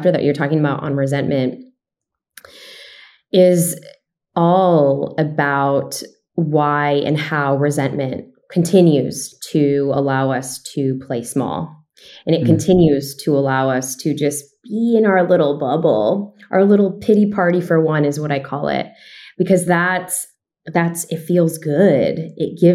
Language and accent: English; Chicago, Illinois, United States; me growing up in Chicago